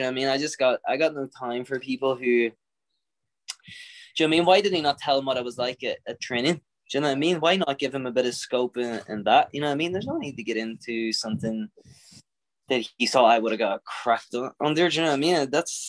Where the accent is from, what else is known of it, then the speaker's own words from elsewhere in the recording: Ireland; I'm an Irishman through and through.